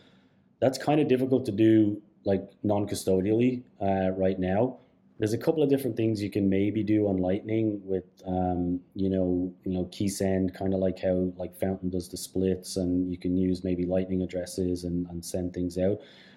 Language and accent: English; Canada; Just as a Canadian, I knew … and I thought like, all right, these guys are great.